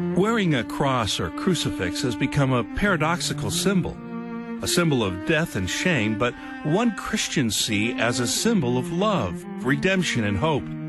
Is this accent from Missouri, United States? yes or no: yes; St. Louis, Missouri, United States; born or raised there; moved away; also born or lived in California